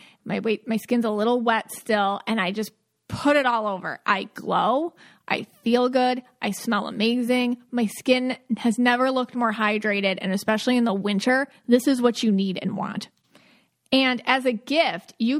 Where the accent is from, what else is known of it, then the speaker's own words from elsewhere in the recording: Buffalo, New York, United States; now in Florida, United States; growing up in Buffalo